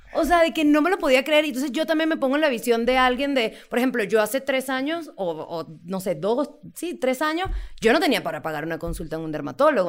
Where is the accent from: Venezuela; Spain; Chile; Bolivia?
Venezuela; moved away as an adult; now in Mexico; soy de Venezuela